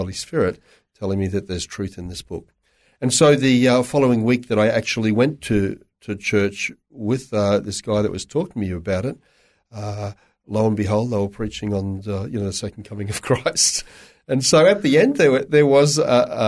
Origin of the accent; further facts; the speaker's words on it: Toowoomba, Queensland, Australia; I was born in Toowoomba. Raised in Toowoomba in a very strong Catholic family.